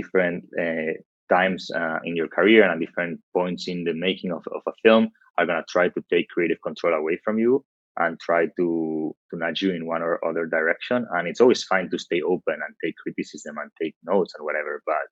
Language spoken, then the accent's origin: English; Barcelona, Catalonia, Spain; moved away as an adult; also born or lived in London; I'm from Barcelona, Spain